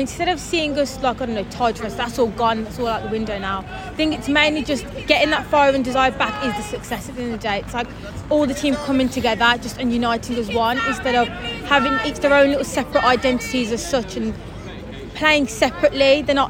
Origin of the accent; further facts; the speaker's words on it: Dudley, West Midlands, United Kingdom; No, it's about a 10-minute train journey from near Dudley, as you can tell, because my accent.